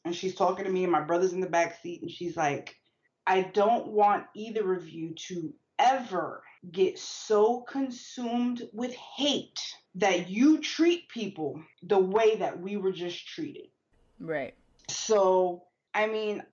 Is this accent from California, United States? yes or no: no; New York City, New York, United States; also born or lived in Maryland; we come from the Bronx.